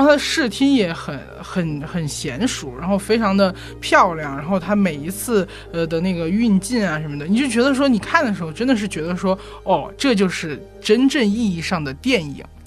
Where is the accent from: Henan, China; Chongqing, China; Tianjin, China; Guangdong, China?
Chongqing, China; moved away; 我在重庆老家，因为我是重庆人